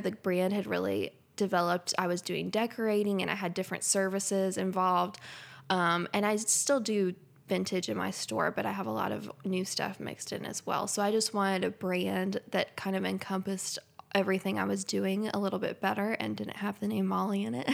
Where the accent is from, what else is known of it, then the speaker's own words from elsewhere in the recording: Lexington, Kentucky, United States; now in Versailles, United States; I was born and raised in Lexington, which is about fifteen minutes down the road, not too far away